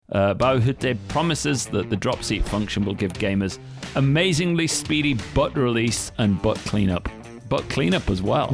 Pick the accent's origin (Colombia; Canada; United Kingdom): United Kingdom; Northern England; moved away as an adult; now in Japan; I'm from England, right? Northern England as well.